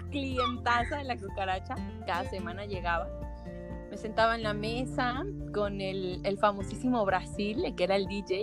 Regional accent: Guadalajara, Jalisco, Mexico; moved away as an adult; Soy tapatía, pero de corazón costeño

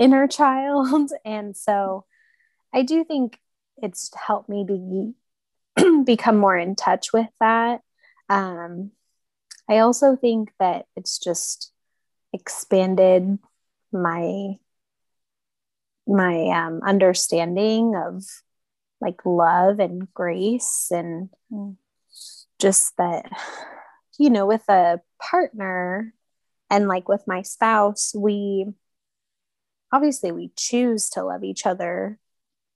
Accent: Southern California, United States; moved away as an adult; now in Kansas City, United States; I lived in Southern California for most of my life

